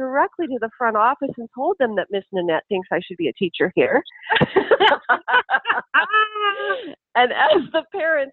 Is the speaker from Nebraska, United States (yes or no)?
yes; Lincoln, Nebraska, United States; I'm from Lincoln, Nebraska